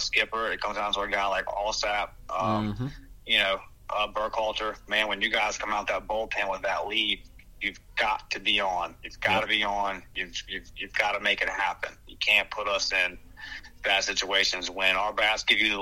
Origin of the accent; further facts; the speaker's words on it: Brewton, Alabama, United States; now in Pensacola, United States; I was born in Bruton, Alabama.